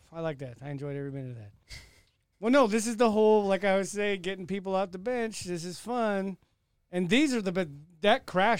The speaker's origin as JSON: {"language": "English", "region": "Texas", "country": "United States", "said": "I'm from Texas, which segues to the next thing."}